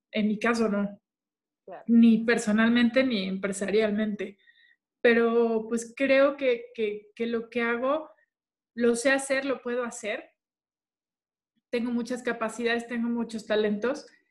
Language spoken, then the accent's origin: Spanish; Culiacán, Sinaloa, Mexico; nosotros somos de Culiacán